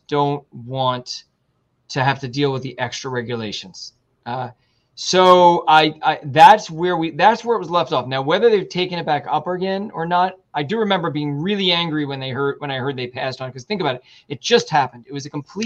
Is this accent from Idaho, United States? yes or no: no; New York City, New York, United States; moved away as an adult; now in Florida, United States; I grew up in New York City